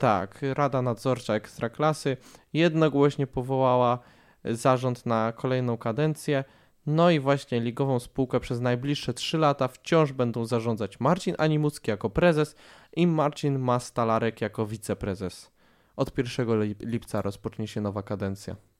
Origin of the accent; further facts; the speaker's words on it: Radom, Masovian Voivodeship, Poland; ja jako radomianin